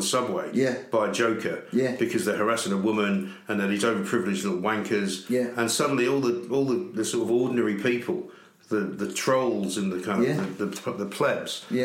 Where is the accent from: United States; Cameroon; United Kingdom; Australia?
United Kingdom; London; we grew up in Hampstead, very nice part of the world.